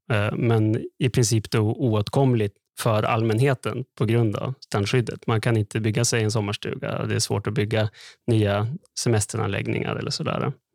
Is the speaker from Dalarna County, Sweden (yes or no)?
no; Skellefteå, Västerbotten County, Sweden; jag är uppväxt i Skellefteå